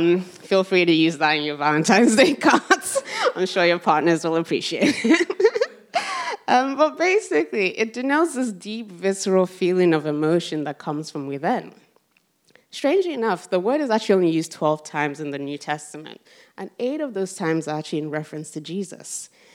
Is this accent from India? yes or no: no; Rotherham, Yorkshire and the Humber, United Kingdom; see, Rotherham's basically this small town in the middle of South Yorkshire. And as you can imagine, growing up in Rotherham in the 90s, you didn't come across a lot of black people, basically.